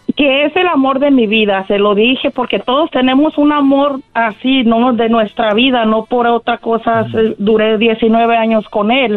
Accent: Guadalajara, Jalisco, Mexico; now in California, United States; soy de Guadalajara, pero vivo aquí en California

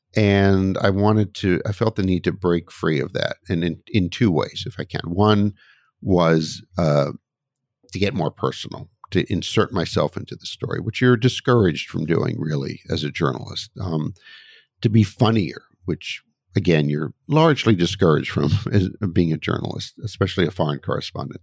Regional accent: United States; my home country, the U S.

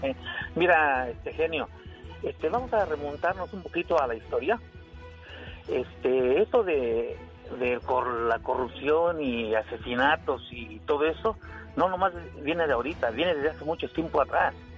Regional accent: Ciudad Cooperativa Cruz Azul, Hidalgo, Mexico; Yo soy de Ciudad Cooperativa Cruz Azul

